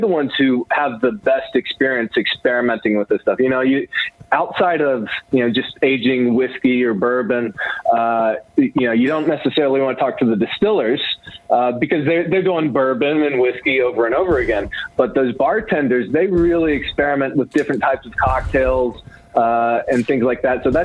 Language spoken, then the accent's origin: English; Knoxville, Tennessee, United States; I'm from Tennessee.